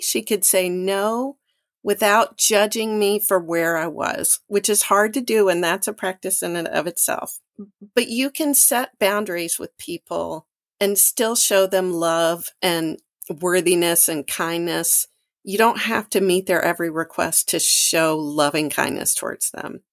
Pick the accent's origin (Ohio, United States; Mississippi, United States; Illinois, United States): Mississippi, United States; moved away; I'm from Mississippi